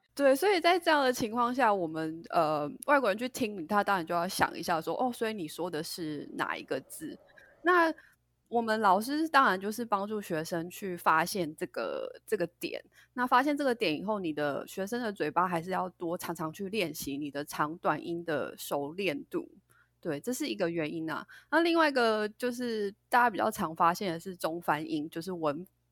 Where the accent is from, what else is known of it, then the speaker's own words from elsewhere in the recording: Taiwan; moved away as an adult; also born or lived in United States; 其实我就是跟大家一样，就是土生土长的一个台湾人。那其实我一直是到了，呃，到大学毕业以后，我才到美国念书。那从小到大学这段时间，我其实都是在台湾